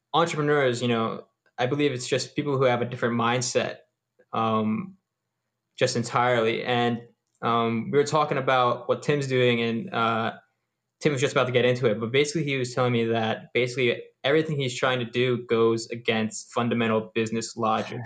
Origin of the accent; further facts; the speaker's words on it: East Coast of the US, United States; I'm from the East Coast on the U S